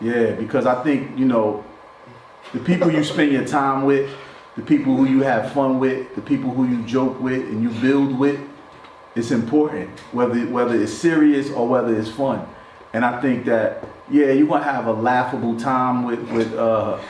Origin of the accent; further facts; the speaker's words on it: West Ward, New Jersey, United States; We grew up in the West Ward together.